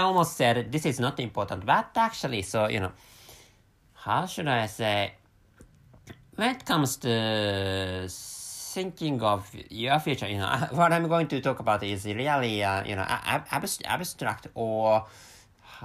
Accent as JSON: {"language": "English", "country": "Japan", "first_language": "Japanese", "second_language": "English", "said": "my mother tongue is Japanese, and I work for a fairly huge Japanese company"}